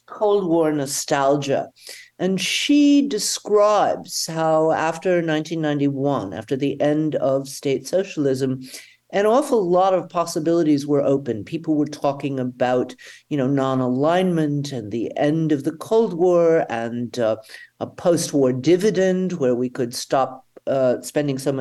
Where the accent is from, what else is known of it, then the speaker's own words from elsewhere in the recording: Atlanta, Georgia, United States; now in Germany; I grew up in Atlanta, Georgia at a time when our synagogue was bombed